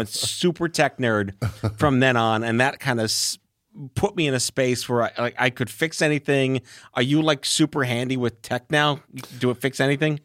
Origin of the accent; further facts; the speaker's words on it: New York City, New York, United States; I'm from New York